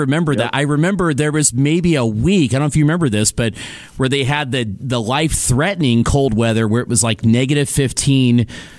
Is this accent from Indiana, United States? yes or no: yes; Evansville, Indiana, United States; moved away as an adult; now in Boise, United States; So I'm from Indiana. I'm actually from Evansville, but I lived in Indianapolis for quite a while. Okay. I moved out to Boise, Idaho, which is somewhat near where you're from.